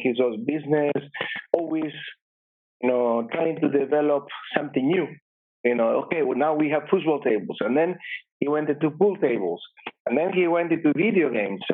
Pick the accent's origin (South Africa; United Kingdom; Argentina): Argentina; Bahía Blanca, Buenos Aires Province; moved away; I was born in Argentina in a small town called Bahía Blanca, which is about 6 hours drive from Buenos Aires